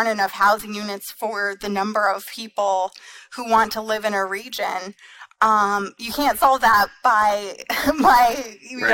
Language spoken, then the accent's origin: English; Colorado, United States; Colorado is my home state